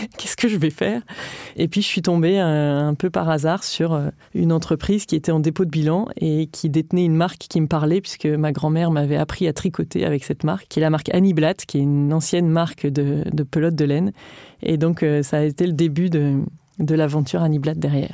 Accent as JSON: {"language": "French", "town": "Lille", "region": "Hauts-de-France", "country": "France", "said": "je viens de Lille"}